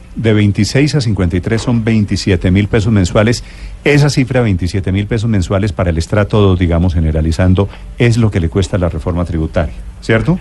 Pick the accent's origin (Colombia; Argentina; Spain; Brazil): Colombia; somos todos los colombianos